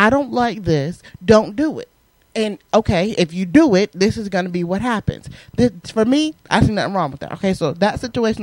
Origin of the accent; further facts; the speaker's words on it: Southern Connecticut, United States; accent: New York; I grew up in the Northeast, in Connecticut, okay, which we know is right next to New York. I grew up in South Connecticut.